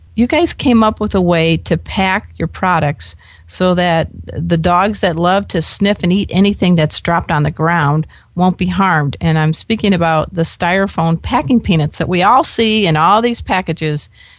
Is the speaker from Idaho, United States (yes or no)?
no; Florida, United States; I grew up in Florida before. I lived in Florida for a number of years in my previous life as a newspaper reporter.